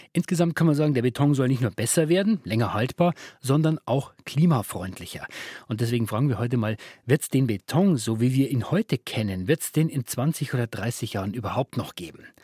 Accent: Regensburg, Bavaria, Germany; aus meiner Heimatstadt, ist die Regensburger Universität

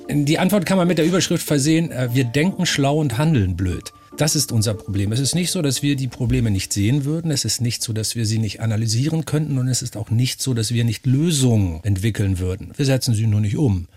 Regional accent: Northern Germany, Germany; ich bin Norddeutscher, also meine Familie lebt seit äh, gefühlt drei Millionen Jahren hinterm Deich. Wahrscheinlich die Amöben direkt aus dem Schlick der Nordsee an Land. Also da komme ich her

